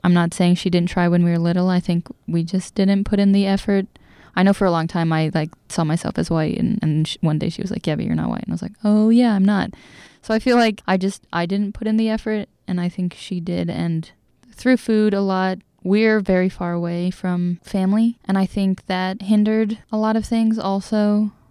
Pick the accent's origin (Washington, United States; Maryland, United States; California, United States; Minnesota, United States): Washington, United States; Seattle; moved away as an adult; now in Bethel, United States; I was raised in Seattle around a lot of not Colombian people.